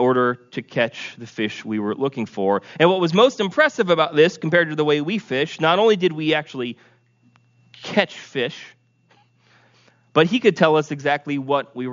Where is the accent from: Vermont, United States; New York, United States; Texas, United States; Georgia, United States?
Vermont, United States; growing up in Vermont